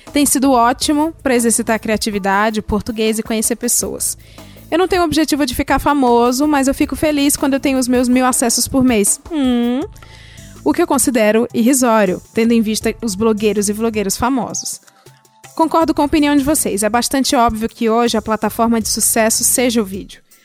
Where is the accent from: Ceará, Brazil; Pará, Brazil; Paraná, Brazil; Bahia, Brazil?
Ceará, Brazil; moved away; lá de onde eu vim, que é o Ceará